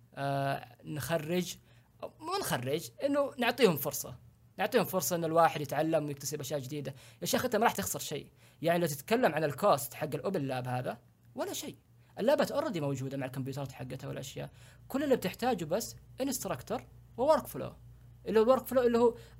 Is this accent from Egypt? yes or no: no; Saudi Arabia; عندنا في السعوديه